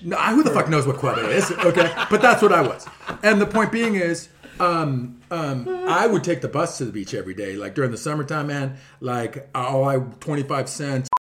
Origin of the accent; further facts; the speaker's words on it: Mission Viejo, California, United States; moved away as an adult; now in Dana Point, United States; I grew up actually living in Mission Viejo